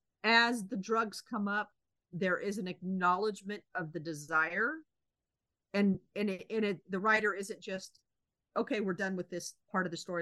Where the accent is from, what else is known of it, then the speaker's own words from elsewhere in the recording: United States; It was kind of hard to read it as an American